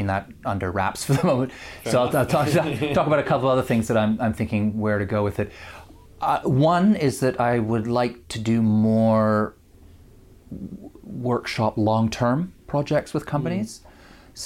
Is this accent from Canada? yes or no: yes; Canada; moved away; as a Canadian, I grew up playing it